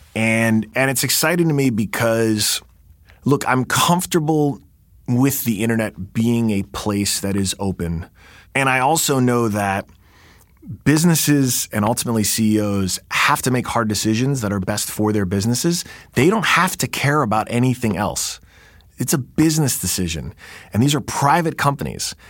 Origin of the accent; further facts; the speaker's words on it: New York, United States; I'm a New Yorker